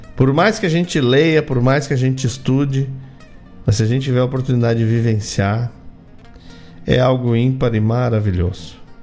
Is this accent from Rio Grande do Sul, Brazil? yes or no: yes; Rio Grande do Sul, Brazil; Nós que gostamos tanto de bater no peito e dizer: sou gaúcho